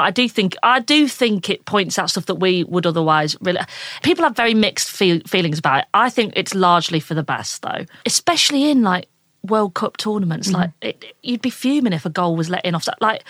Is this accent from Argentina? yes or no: no; Yorkshire and the Humber, United Kingdom; I'm from Yorkshire.